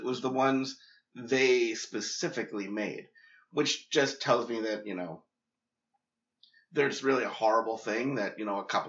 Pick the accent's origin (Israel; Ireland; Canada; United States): United States; New York; moved away; I grew up in New York